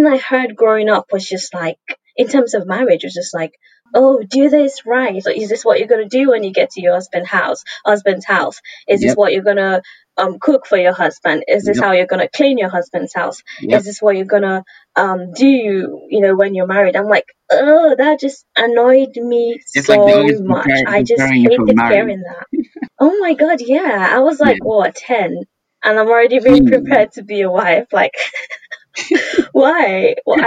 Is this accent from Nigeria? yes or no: yes; Nigeria; now in United Kingdom; I'm Nigerian, and mm-hmm. since I've been in Nigeria